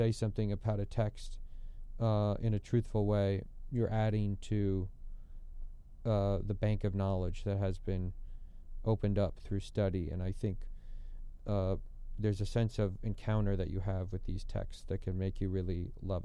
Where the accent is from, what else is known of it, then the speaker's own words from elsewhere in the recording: Twin Cities area, Minnesota, United States; moved away as an adult; now in Washington, D.C., United States; I was growing up in Minnesota